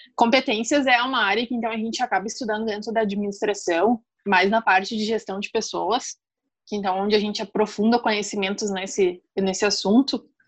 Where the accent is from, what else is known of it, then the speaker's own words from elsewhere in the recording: Estrela, Rio Grande do Sul, Brazil; eu sou de Estrela, no Rio Grande do Sul